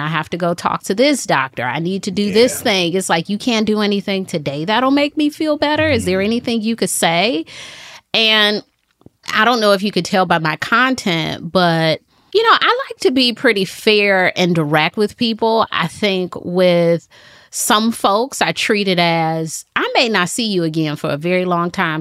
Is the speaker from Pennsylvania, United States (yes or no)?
no; Detroit, Michigan, United States; now in Charlotte, United States; I moved to Charlotte from Detroit. I'm from Detroit. I moved to Charlotte 2009